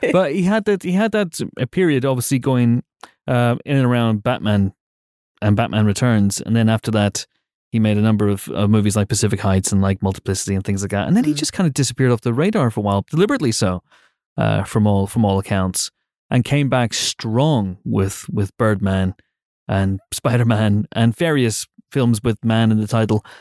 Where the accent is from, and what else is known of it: United Kingdom